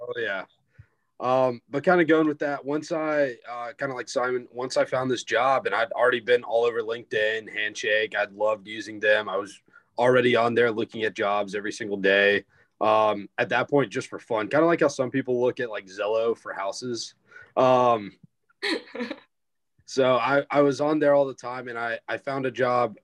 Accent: Greenville, South Carolina, United States; I'm a senior from Greenville, South Carolina

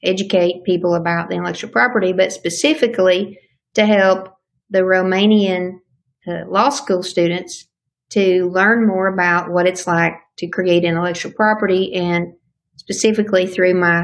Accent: Tennessee, United States; My home state, we have East, Middle, and West Tennessee

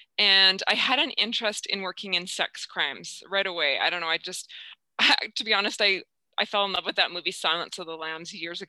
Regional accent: Saskatchewan, Canada; I'm a small town girl from Saskatchewan.

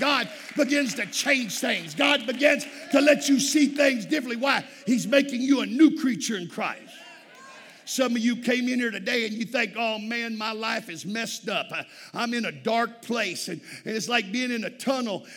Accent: South Texas, United States; I'm from Texas, South Texas

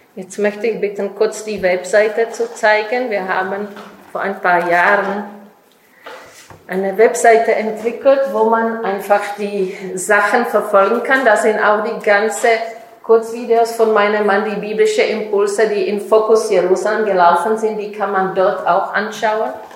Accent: Czechia; German is a second language; now in Israel; ich komme ursprünglich aus Tschechien

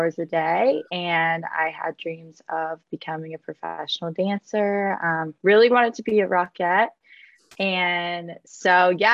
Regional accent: Clemson, South Carolina, United States; I am from Clemson, South Carolina. It's a little town in the South near the mountains

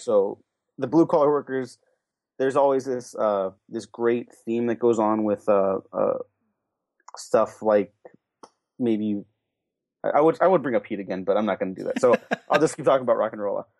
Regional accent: California, United States; I'm from California

